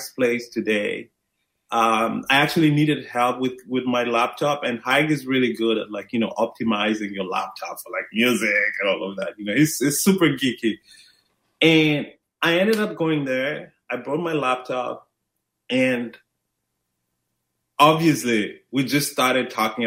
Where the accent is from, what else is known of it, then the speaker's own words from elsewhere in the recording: Maputo, Mozambique; I'm originally from Maputo, Mozambique, Southeast Africa.